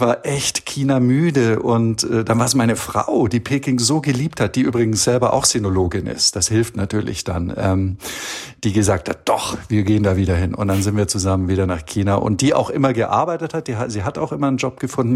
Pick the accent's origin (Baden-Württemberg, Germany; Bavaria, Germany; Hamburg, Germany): Bavaria, Germany; Allgäu; moved away as an adult; also born or lived in Beijing / Istanbul; now in Copenhagen, Denmark; im Allgäu, wo ich herkomme